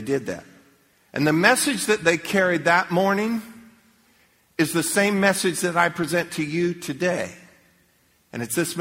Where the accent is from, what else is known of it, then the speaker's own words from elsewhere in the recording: Leesburg, Florida, United States; When I was a little kid growing up, I grew up in Leesburg